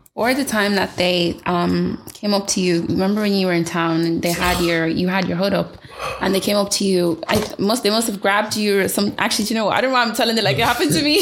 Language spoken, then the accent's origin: English; Ireland; I would just say Ireland.